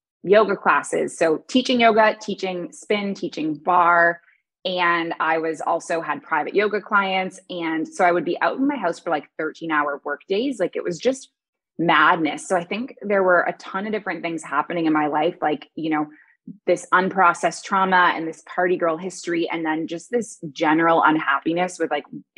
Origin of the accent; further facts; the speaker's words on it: Toronto, Ontario, Canada; moved away as an adult; also born or lived in Kuwait / Dubai; now in Bali, Indonesia; I was raised in Toronto